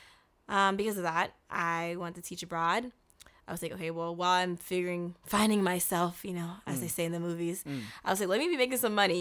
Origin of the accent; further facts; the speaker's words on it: United States; As an American, yes.